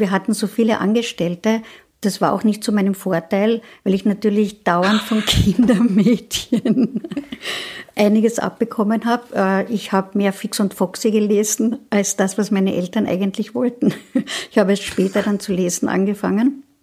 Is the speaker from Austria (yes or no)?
yes; Klagenfurt, Carinthia, Austria; now in Vienna, Austria; es ist mein Geburtshaus. Ich bin nämlich dort geboren worden